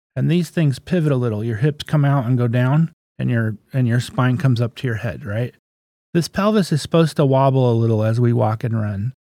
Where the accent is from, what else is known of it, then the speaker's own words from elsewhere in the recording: Crescent City, California, United States; also born or lived in Garberville, California / Alderpoint, California; I was born in Garberville. When I was 10, I moved to Crescent City. So I'm a local boy